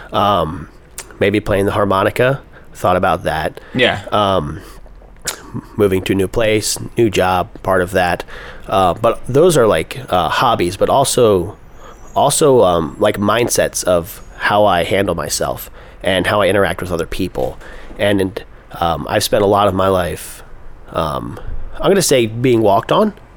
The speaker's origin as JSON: {"language": "English", "region": "Pennsylvania", "country": "United States", "tie": "born or raised there", "moved": "as an adult", "lives_now": "Los Angeles, United States", "said": "I grew up in Pennsylvania and I've been in California since 2010"}